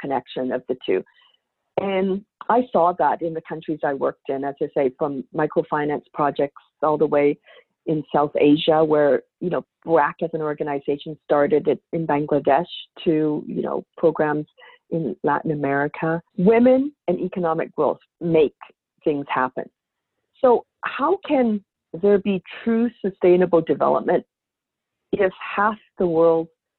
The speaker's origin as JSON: {"language": "English", "town": "Victoria", "region": "British Columbia", "country": "Canada", "tie": "born or raised there", "said": "I grew up in Victoria, BC, on the west coast of Canada"}